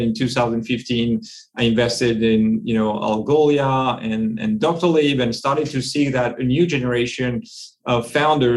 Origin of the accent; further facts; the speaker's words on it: France; English is a second language; moved away as an adult; also born or lived in Silicon Valley, United States; now in London, United Kingdom; As you can guess from my accent, I'm from the other side of the channel. So I was born and raised in France